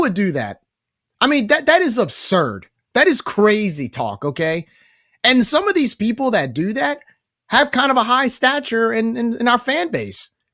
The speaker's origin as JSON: {"language": "English", "area": "Cajun", "region": "Louisiana", "country": "United States", "said": "we're very proud of who we are as Cajun people"}